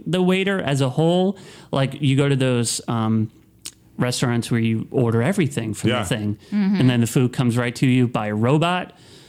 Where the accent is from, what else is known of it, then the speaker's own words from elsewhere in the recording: Miami, Florida, United States; Well, I'm from Miami